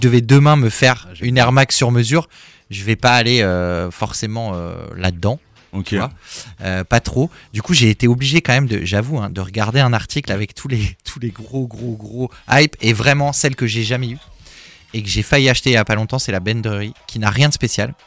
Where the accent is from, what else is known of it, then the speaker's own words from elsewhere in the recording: Paris, Île-de-France, France; là où j'ai grandi à Paris